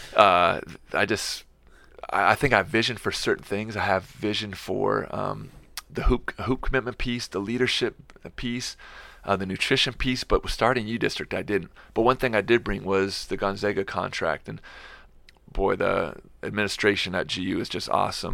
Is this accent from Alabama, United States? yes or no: no; Seattle, Washington, United States; now in Spokane, United States; I grew up in Seattle and come from a big family.